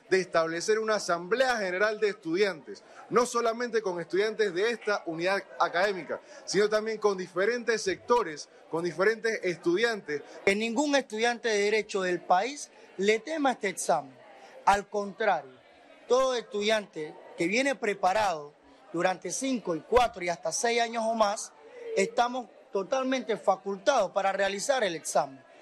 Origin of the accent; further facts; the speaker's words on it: Panama; Obviamente, eh, a nosotros como panameños son noticias que no, no nos gustan.